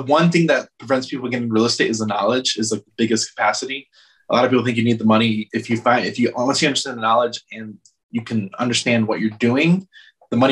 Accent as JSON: {"language": "English", "area": "outside Chicago", "region": "Illinois", "country": "United States", "tie": "born or raised there", "also_born_or_lived": "Atlanta", "moved": "yes", "lives_now": "Los Angeles, United States", "said": "I grew up outside Chicago real quick, moved to Atlanta"}